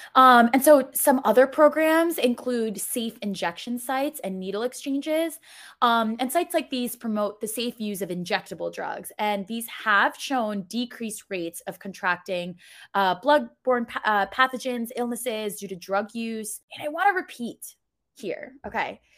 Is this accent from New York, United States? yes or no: yes; New York City, New York, United States; I'm from New York City